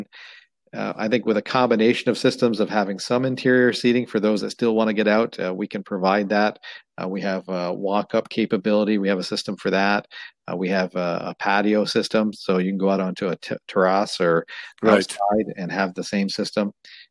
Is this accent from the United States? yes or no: no; Canada; You know, we're Canadian. We're doing an Ontario-based business.